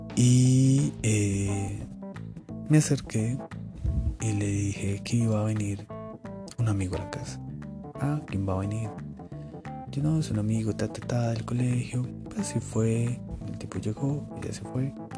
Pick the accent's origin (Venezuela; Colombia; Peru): Colombia; Soy colombiano, vivo en Colombia.